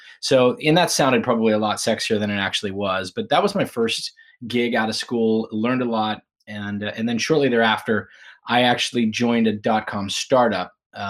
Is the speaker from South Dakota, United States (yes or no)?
no; Pittsburgh, Pennsylvania, United States; Yeah, I grew up in Pittsburgh, Pennsylvania. And I spent the first few years in an area called Point Breeze and then moved to Oakmont.